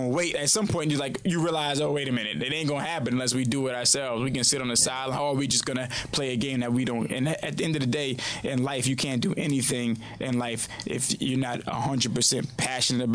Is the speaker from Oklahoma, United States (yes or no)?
no; New Orleans, Louisiana, United States; I'm from Third Ward, New Orleans. I'm from a crazy area in New Orleans. But my mother and them sent me to a private school